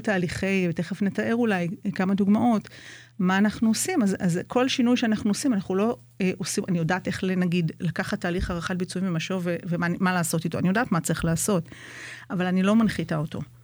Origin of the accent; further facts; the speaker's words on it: Jerusalem, Jerusalem District, Israel; moved away as an adult; now in Kibbutz Nahshon, Israel; אני קיבוצניקית חדשה, כמו שאמרנו, אני ירושלמית במקור.